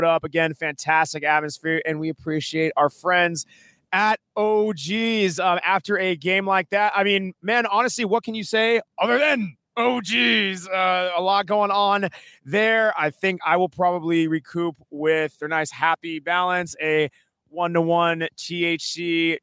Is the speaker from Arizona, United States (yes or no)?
yes; Tucson, Arizona, United States; growing up in Tucson